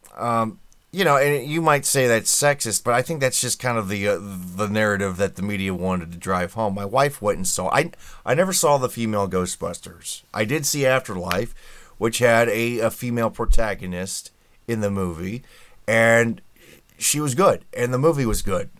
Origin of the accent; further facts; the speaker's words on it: Indianapolis, Indiana, United States; I'm from Indianapolis